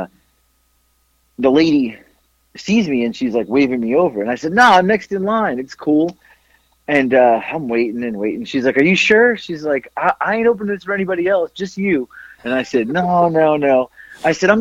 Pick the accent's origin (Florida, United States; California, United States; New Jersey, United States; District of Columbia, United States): Florida, United States; moved away; I'm from Florida